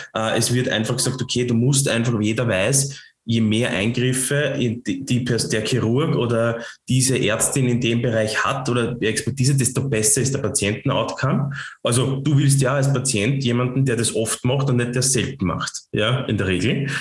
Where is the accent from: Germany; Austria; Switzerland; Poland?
Austria; Lower Austria; accent: Lower Austrian; mit meinem niederösterreichischen Dialekt